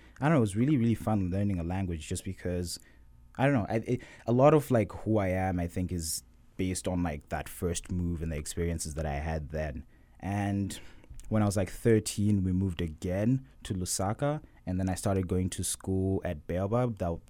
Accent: Harare, Zimbabwe; So, yeah, I was born in 1999 in Harare, Zimbabwe, to two very loving parents. And I remember growing up with my younger sister, who's 4 years younger than me.

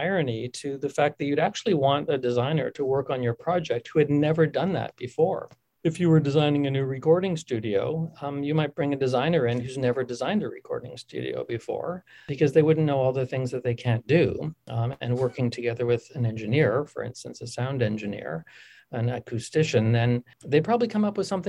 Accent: Winnipeg, Manitoba, Canada; moved away; growing up in Winnipeg was so formative for me

